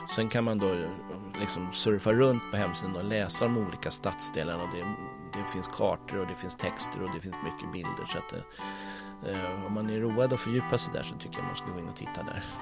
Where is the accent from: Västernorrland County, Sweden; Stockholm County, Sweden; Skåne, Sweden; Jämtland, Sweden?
Stockholm County, Sweden; Stockholm; jag är ju uppvuxen i Stockholm men jag är uppvuxen också med spårvagn.